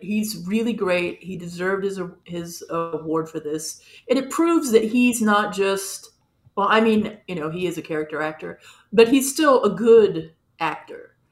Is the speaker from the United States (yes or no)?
yes; Los Angeles, California, United States; I grew up in Los Angeles